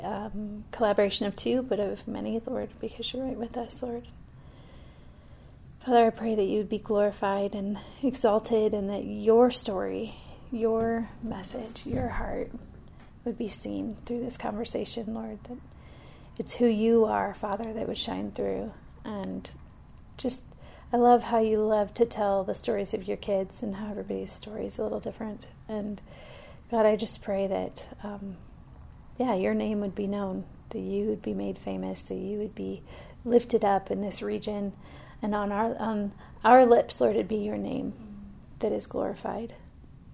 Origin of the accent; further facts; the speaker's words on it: Fort Wayne, Indiana, United States; moved away as an adult; now in Colorado, United States; I was born and raised in Fort Wayne, Indiana.